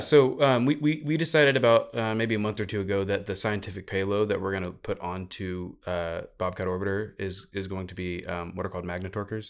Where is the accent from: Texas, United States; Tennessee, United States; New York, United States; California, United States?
Texas, United States; Houston; I'm from Houston